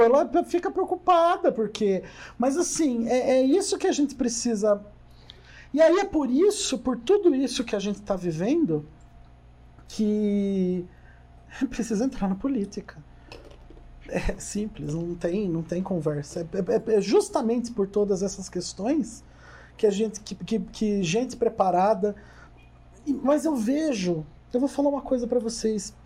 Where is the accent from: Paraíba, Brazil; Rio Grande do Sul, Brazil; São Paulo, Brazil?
São Paulo, Brazil; Jundiaí; also born or lived in Curitiba; eu moro aqui em Jundiaí desde os três meses, mais uns dois meses de idade.